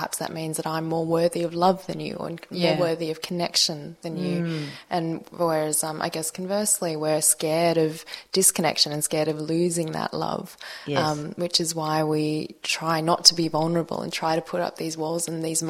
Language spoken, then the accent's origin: English; Melbourne, Victoria, Australia; So I was born in Melbourne, but my parents are Malaysian Chinese